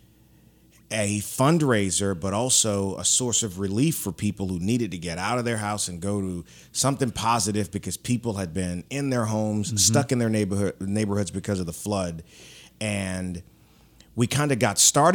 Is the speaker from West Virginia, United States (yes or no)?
no; New Roads, Louisiana, United States; also born or lived in Baton Rouge, Louisiana; I was born in Baton Rouge and ended up growing up basically in New Roads, Louisiana, out west of here.